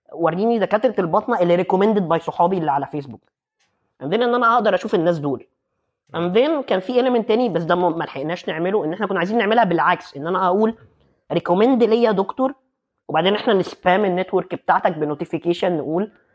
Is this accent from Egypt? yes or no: yes; Egypt; moved away as an adult; now in Netherlands; احنا عندنا في مصر